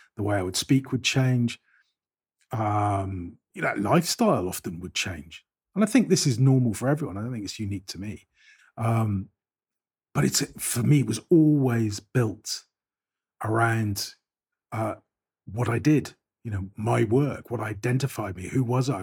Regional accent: Bristol, South West England, United Kingdom; also born or lived in Avonmouth; I was born in Southmead Hospital

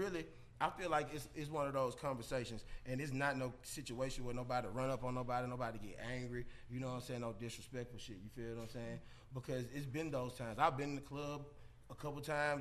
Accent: Jackson, Mississippi, United States; now in Atlanta, United States; I come from Jackson, Mississippi

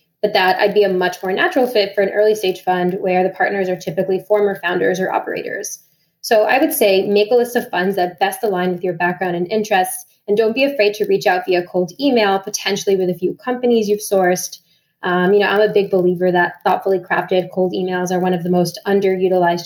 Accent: Miami, Florida, United States; moved away; I'm from Miami originally

